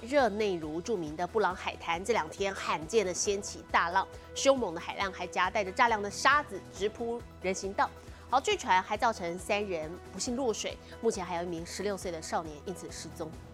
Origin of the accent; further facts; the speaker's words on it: Taiwan; 现在就连我们台湾人相当喜欢去旅游的南韩也被攻陷了